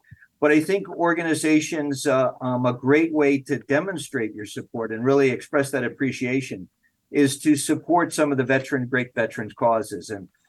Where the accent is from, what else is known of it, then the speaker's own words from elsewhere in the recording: New Jersey, United States; I grew up in New Jersey